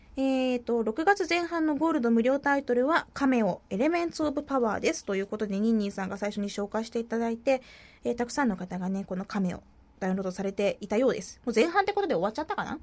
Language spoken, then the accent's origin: Japanese; Kumamoto, Japan; もともと熊本出身だから